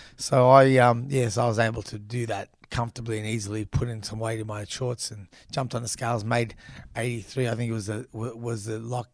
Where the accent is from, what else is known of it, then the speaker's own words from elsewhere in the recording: Melbourne, Victoria, Australia; also born or lived in Brunswick / Frankston; we moved to Frankston from Brunswick